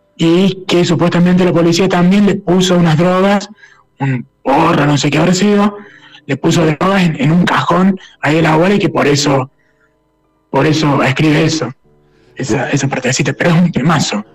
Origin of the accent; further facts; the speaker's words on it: Villa María, Córdoba, Argentina; nosotros somos de Villa María